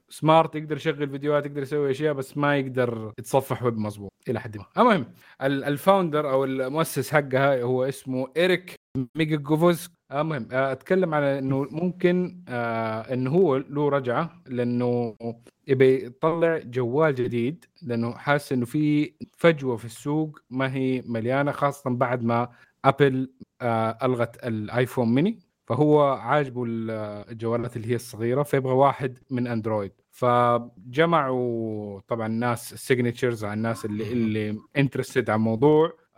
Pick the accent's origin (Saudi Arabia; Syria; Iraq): Saudi Arabia; عندنا في السعوديه